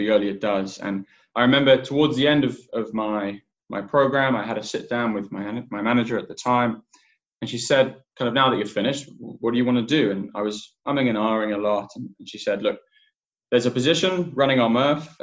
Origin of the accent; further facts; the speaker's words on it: England, United Kingdom; also born or lived in Cape Town, South Africa; I grew up in England